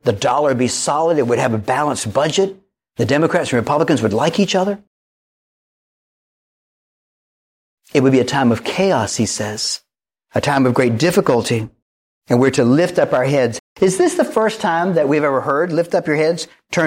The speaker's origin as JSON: {"language": "English", "town": "Wilmington", "region": "North Carolina", "country": "United States", "tie": "born or raised there", "said": "I grew up right here in Wilmington, North Carolina"}